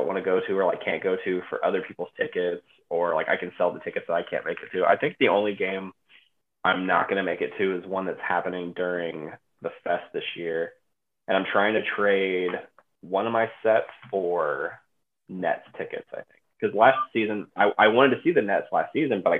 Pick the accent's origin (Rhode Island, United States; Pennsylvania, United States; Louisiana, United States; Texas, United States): Texas, United States; now in Cleveland, United States; I grew up in Texas, so I was a Spurs fan when I was a kid